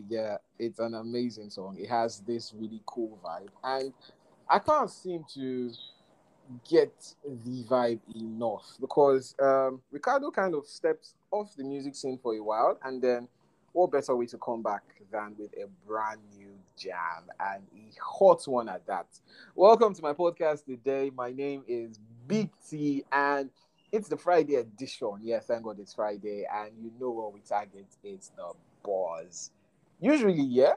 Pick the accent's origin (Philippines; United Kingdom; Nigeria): Nigeria; being a Nigerian